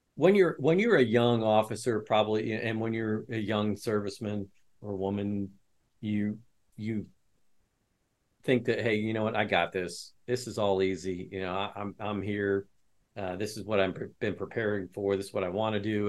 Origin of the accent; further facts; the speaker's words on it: West Lafayette, Indiana, United States; I grew up in West Lafayette, which is where Purdue University is